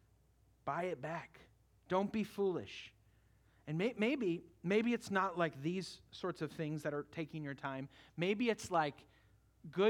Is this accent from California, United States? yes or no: yes; California, United States; moved away; I grew up in California